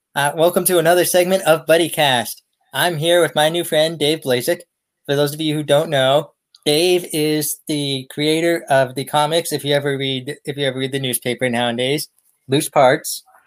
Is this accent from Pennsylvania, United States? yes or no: yes; Erie, Pennsylvania, United States; my hometown, Erie